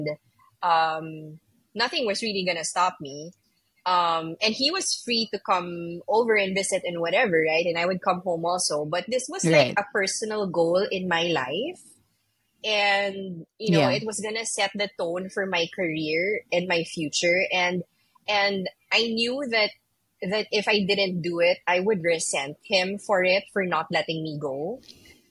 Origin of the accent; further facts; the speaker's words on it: Manila, Metro Manila, Philippines; accent: somewhere in between American and Asian; also born or lived in New York City, United States; I'm from Manila and everybody speaks English here